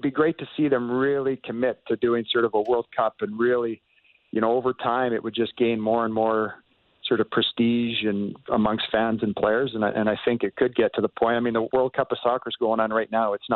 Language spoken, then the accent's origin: English; Canada; as a Canadian